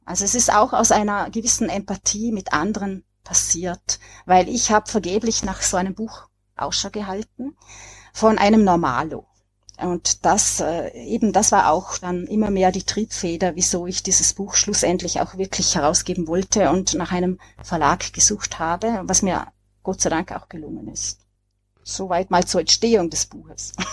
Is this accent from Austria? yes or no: yes; Vorarlberg, Austria; als äh, Vorarlbergerin